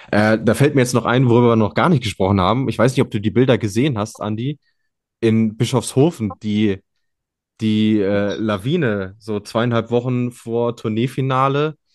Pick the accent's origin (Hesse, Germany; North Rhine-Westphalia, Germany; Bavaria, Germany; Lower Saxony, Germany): North Rhine-Westphalia, Germany; wie sagt man so salopp bei uns in Ostwestfalen, darfst gerne wiederkommen.